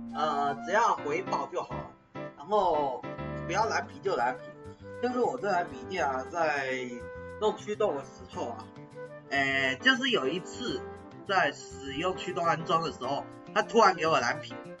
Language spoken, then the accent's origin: Chinese; Taiwan; 我们台湾人